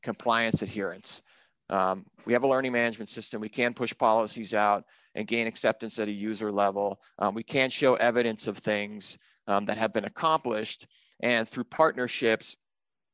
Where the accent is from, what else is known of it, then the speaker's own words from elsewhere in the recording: South Shore, Massachusetts, United States; I grew up in Massachusetts, and in the South Shore there